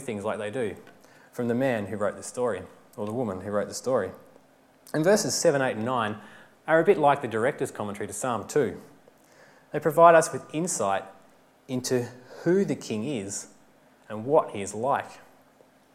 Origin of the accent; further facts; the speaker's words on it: Victoria, Australia; I'm from Victoria